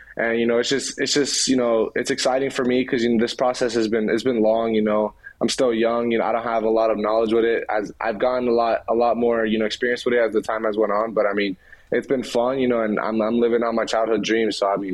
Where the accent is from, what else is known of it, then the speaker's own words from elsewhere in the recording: Philadelphia, Pennsylvania, United States; born there; Growing up, since I was born in Philly, you know, I watched a lot of the Phillies.